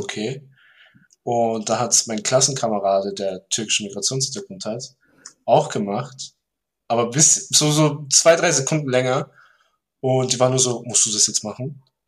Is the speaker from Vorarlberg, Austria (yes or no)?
yes; Vorarlberg, Austria; ich bin aus Vorarlberg.